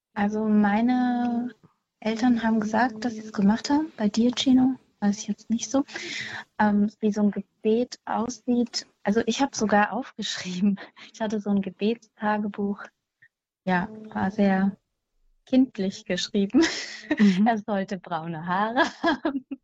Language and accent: German; Mettmann, North Rhine-Westphalia, Germany; now in Hüttenberg, Germany; ich komme eigentlich aus der Nähe von Düsseldorf, Mettmann